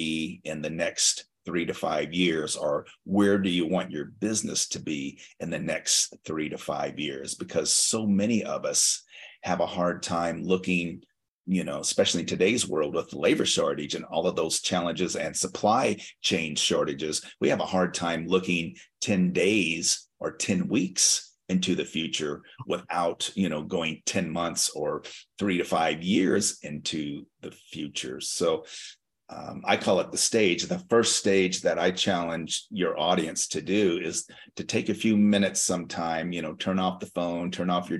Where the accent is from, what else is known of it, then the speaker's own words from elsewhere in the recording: Las Vegas, Nevada, United States; I'm from Las Vegas